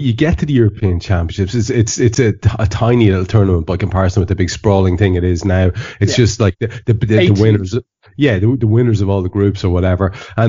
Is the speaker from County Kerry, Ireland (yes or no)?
no; County Meath, Ireland; I'm a Meath man. I'm a Meath man.